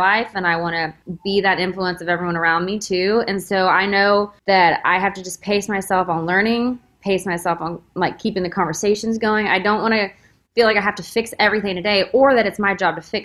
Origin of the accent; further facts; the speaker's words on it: Texas, United States; We're both from Texas